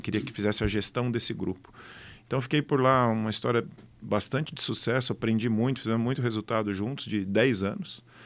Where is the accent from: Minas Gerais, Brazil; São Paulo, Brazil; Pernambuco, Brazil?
São Paulo, Brazil; also born or lived in Botucatu; eu já nasci em São Paulo, mas sempre tentei fugir de São Paulo para o interior